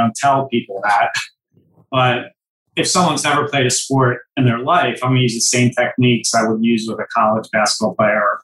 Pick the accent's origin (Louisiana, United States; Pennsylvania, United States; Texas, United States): Pennsylvania, United States; Philadelphia; I come from the Philadelphia area